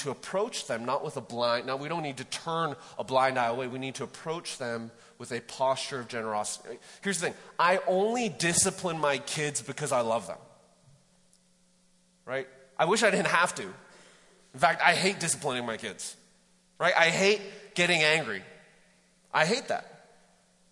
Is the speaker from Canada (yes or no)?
yes; Vancouver, British Columbia, Canada; moved away as an adult; now in Mt. Juliet, United States; I grew up in Vancouver.